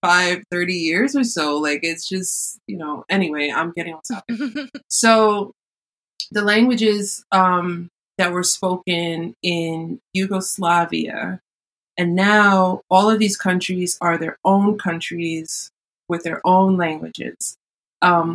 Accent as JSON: {"language": "English", "town": "New York City", "region": "New York", "country": "United States", "said": "I am from New York City"}